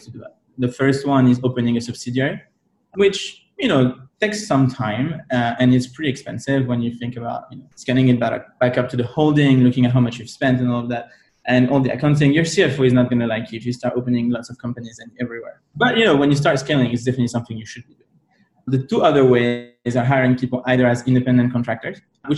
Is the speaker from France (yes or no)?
yes; France; moved away; I'm from Europe originally, right? I'm from France